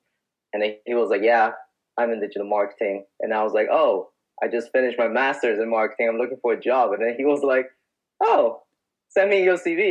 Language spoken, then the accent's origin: English; Netherlands; moved away as an adult; now in London, United Kingdom; I grew up in the Netherlands, went there when I was six, grew up, went to high school, went to primary school